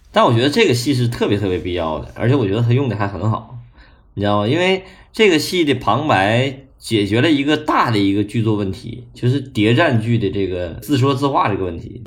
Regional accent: China; 因为我们中国人没有宗教信仰

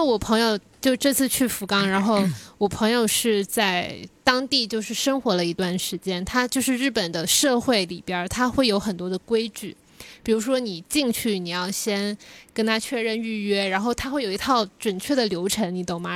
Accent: China; 我们是中国的

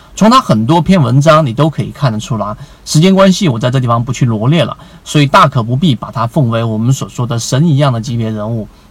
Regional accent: China; 我们中国人

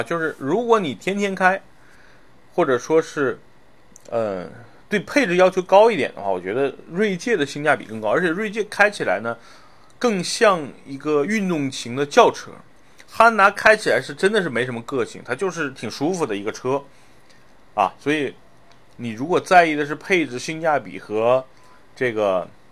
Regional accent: Northeast China, China; moved away; 我小时候是在，是在东北长大的

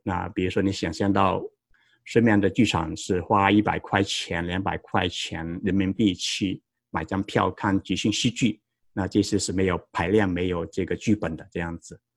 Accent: Guangdong, China; moved away as an adult; also born or lived in Tennessee, United States / Wisconsin, United States / San Jose, United States; now in United States; 我成长在广东，二零零一年到美国留学，呃，获得田纳西大学的 M B A 学位

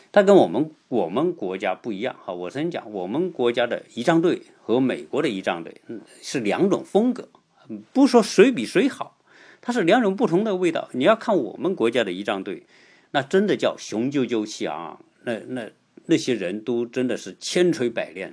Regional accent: China; 我们中国人

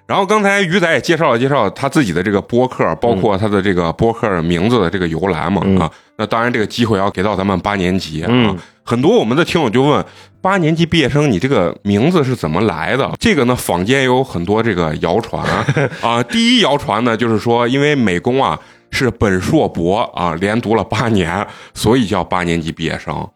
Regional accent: Xi'an, Shaanxi, China; 咱们西安人

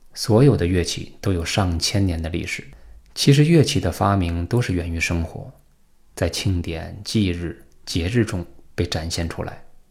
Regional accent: China; 我们是中国人

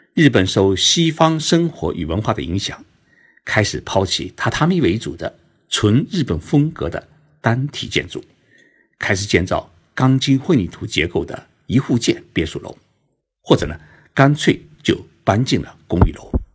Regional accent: China; moved away; 按照我们中国人的那种夫妻观来说啊

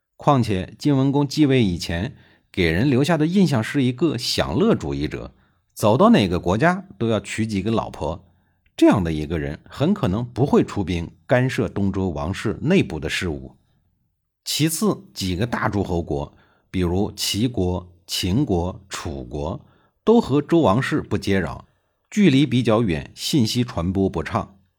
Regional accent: China; 我们中国人

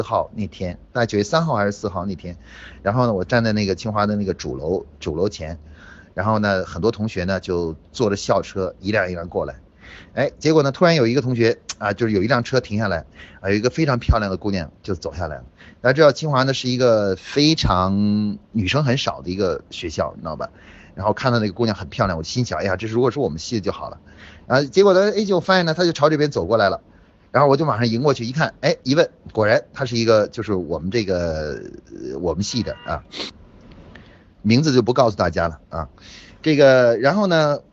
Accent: Beijing, China; 我是北京的同学，啊，我是生物系的

